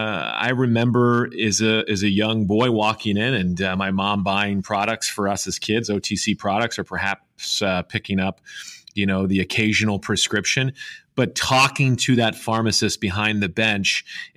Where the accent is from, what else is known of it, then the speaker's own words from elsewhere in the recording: outside of Cincinnati, rural Ohio, United States; my hometown, outside of, again, rural Ohio, outside of Cincinnati